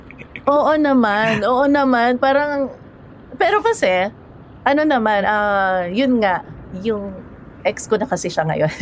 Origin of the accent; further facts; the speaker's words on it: Manila, Metro Manila, Philippines; also born or lived in Cainta; galing ako sa Maynila